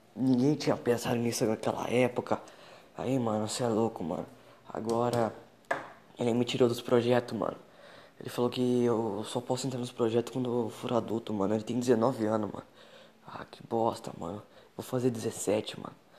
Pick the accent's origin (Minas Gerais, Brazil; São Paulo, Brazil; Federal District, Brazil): São Paulo, Brazil; São Roque; Eu sou aqui de São Roque